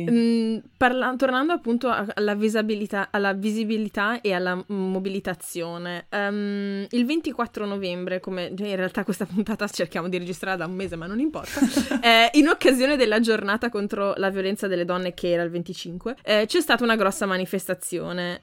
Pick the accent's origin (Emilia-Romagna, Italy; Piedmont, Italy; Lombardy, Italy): Emilia-Romagna, Italy; Ferrara; da buona ferrarese